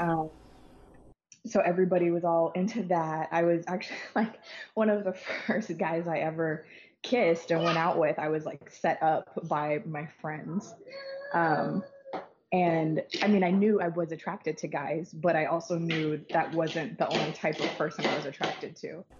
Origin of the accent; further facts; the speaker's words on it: Hawaii, United States; born and raised in Hawaii